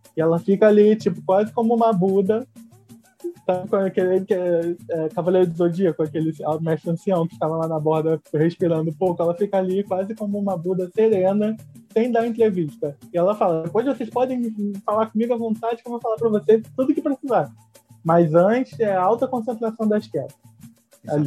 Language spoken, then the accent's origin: Portuguese; Rio de Janeiro, Brazil; eu sou carioca